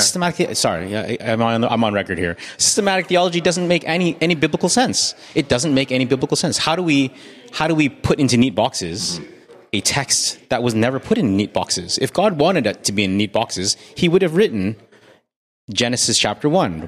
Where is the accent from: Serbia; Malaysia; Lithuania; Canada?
Canada; as a Canadian